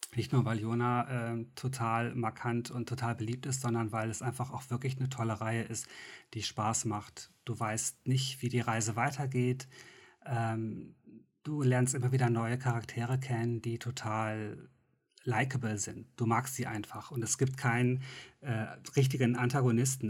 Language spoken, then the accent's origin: German; Mönchengladbach, North Rhine-Westphalia, Germany; Wir hatten so eine mhm. Stadtbibliothek in Mönchengladbach